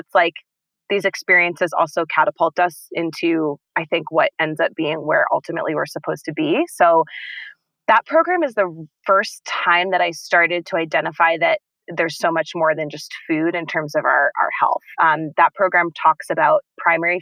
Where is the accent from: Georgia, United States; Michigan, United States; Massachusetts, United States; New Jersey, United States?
Massachusetts, United States; Boston; moved away as an adult; now in Colorado, United States; I'm from Boston. I had been living in Boston